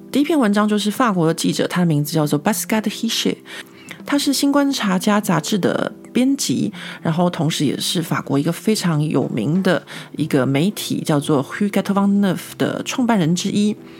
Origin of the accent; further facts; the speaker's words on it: Taiwan; moved away as an adult; now in Paris, France; 像我们这种在台湾长大，没有什么被，呃，监视的经验的人